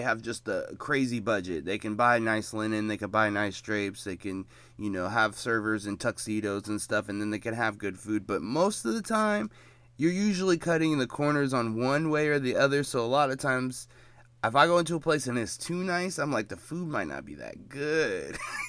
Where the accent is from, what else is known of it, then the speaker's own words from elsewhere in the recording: Seattle, Washington, United States; and I'm from Seattle, and the culture out here is so very white.